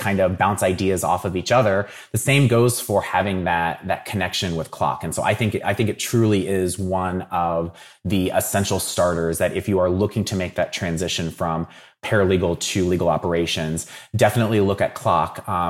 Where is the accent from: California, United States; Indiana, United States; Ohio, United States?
Ohio, United States; Dayton; So I'm from Dayton originally. So I grew up watching the Dayton Flyers